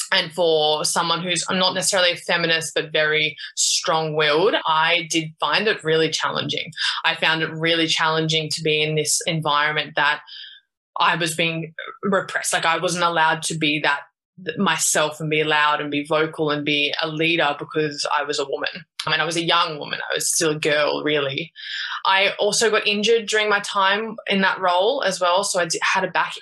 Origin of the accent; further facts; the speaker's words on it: Sydney, New South Wales, Australia; I grew up in Australia, in Sydney